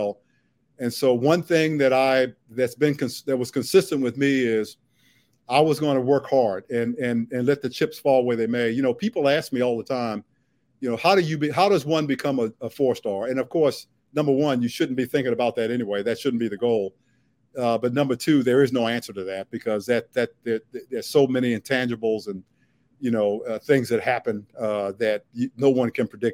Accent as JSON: {"language": "English", "town": "Washington", "region": "District of Columbia", "country": "United States", "tie": "born or raised there", "said": "growing up in Southeast"}